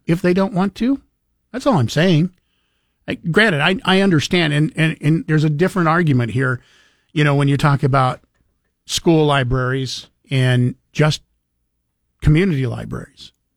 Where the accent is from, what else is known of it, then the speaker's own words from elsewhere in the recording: Idaho, United States; I was born and raised in Idaho